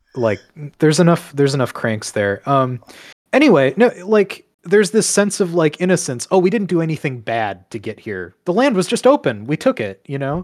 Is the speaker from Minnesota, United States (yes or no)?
yes; Minnesota, United States; moved away; also born or lived in Toronto / Michigan / Illinois; I have the benefit of being a Minnesotan